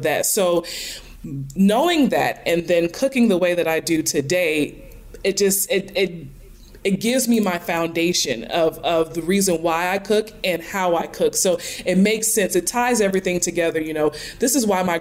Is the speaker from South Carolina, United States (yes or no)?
yes; Charleston, South Carolina, United States; moved away as an adult; also born or lived in Atlanta, Georgia; now in New Jersey, United States; I'm from Charleston, South Carolina